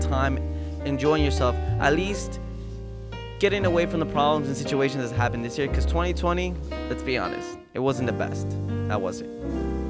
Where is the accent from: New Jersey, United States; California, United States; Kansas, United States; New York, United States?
New Jersey, United States; here in my hometown, Jersey